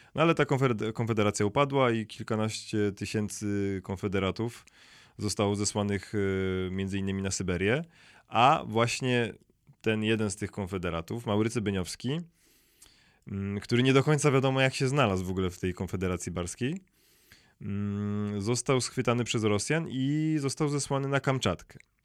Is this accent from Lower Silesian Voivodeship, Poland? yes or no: no; Szczecin, West Pomeranian Voivodeship, Poland; to moje rodzinne miasto w Szczecinie